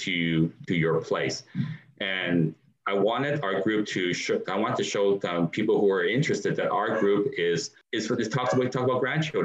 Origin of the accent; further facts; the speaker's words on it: Canada; being a Canadian, and I grew up here in Canada